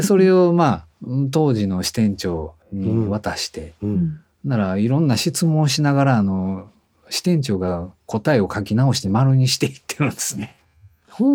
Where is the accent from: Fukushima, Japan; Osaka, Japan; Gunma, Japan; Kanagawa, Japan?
Osaka, Japan; also born or lived in Tokyo; 地元に帰った感じですね大阪にずっと東京で習ってたんですけど、まあ、大阪に戻って